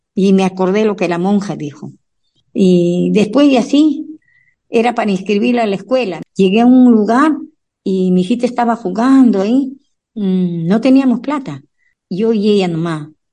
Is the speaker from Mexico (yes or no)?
no; Puno, Peru; moved away as an adult; also born or lived in Lima, Peru; now in United States; Yo nací en el Perú, en Puno, Ahí hay un lago, el lago más alto del mundo, el lago Titicaca. Entonces nos criamos con esas costumbres y después nos vinimos a Lima